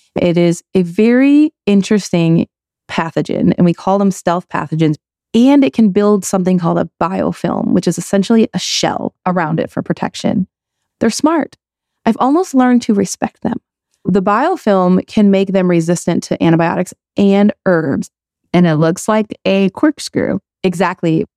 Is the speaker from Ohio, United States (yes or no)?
no; Michigan, United States; I grew up in Michigan.